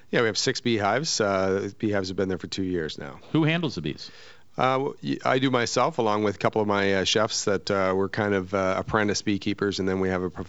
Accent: New Brunswick, Canada; also born or lived in Bermuda; Uh, well, I'm from Canada originally, and I worked. Uh, uh, I grew up on the East Coast, New Brunswick, okay. small town

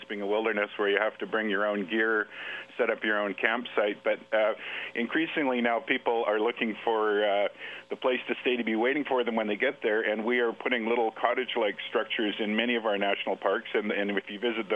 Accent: British Columbia, Canada; I'm from British Columbia

